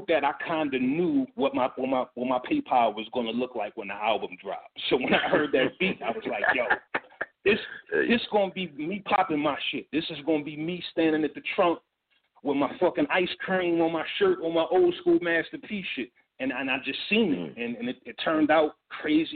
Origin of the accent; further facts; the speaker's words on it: Philadelphia, Pennsylvania, United States; I'm from Philly